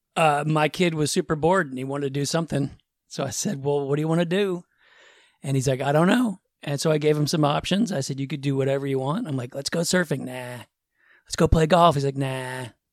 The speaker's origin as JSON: {"language": "English", "area": "suburbs of Boston", "region": "Massachusetts", "country": "United States", "tie": "born or raised there", "said": "I grew up in the Northeast, suburbs of Boston"}